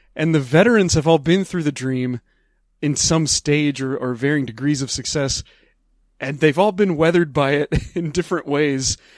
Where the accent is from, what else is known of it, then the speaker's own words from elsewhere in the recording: Midwest, United States; I grew up in the Midwest in the late nineteen eighties at the tail end of the Satanic Panic in a very religious family.